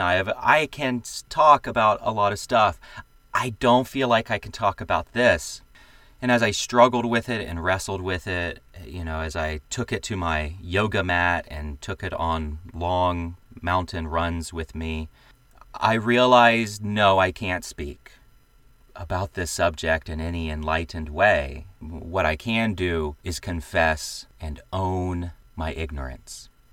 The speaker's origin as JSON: {"language": "English", "region": "the American South", "country": "United States", "said": "I am a Southerner. I come from a plantation family that back in the day owned slaves"}